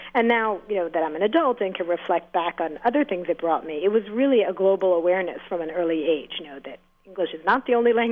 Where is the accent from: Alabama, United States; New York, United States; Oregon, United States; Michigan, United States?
New York, United States; New York City; I grew up right on the Upper East Side, 75th and Lexington.